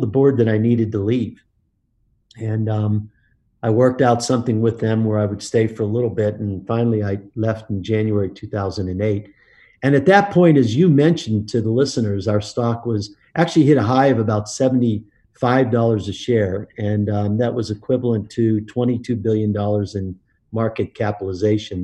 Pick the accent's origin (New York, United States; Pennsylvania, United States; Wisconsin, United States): Pennsylvania, United States; Pittsburgh; I grew up in Pittsburgh, uh, Pennsylvania